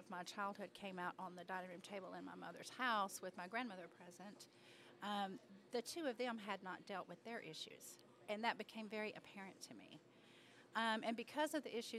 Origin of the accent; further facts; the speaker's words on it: North Carolina, United States; I grew up in a town that was the smallest, one of the smallest towns in North Carolina in the largest county